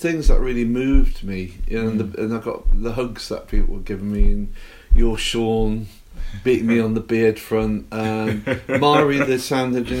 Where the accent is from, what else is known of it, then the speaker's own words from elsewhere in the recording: Cramlington, North East England, United Kingdom; moved away as an adult; also born or lived in London; I grew up in a shitty little new town called Cramlington